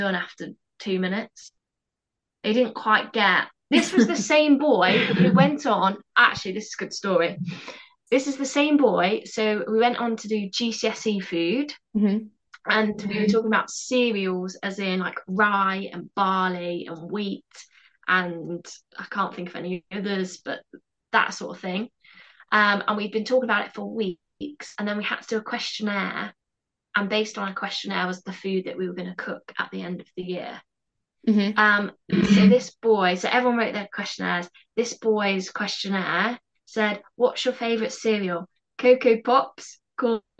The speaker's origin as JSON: {"language": "English", "region": "Midlands", "country": "United Kingdom", "said": "I'm from the Midlands"}